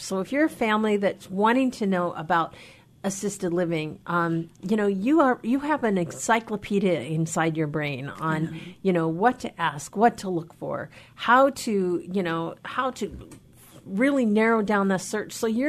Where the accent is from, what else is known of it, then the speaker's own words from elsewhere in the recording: Anacortes, Washington, United States; My hometown, Anacortes.